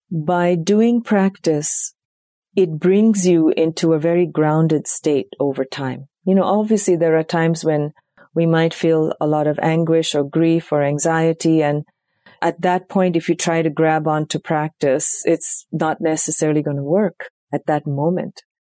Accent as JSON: {"language": "English", "region": "South India", "country": "India", "tie": "born or raised there", "said": "That was the first time I heard it, even though I was raised in India. It wasn't part of our South Indian tradition."}